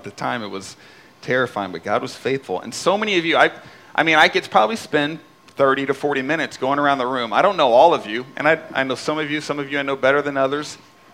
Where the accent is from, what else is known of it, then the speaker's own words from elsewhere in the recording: Indianapolis, Indiana, United States; moved away as an adult; I'm sitting in a coffee shop in my hometown in Indianapolis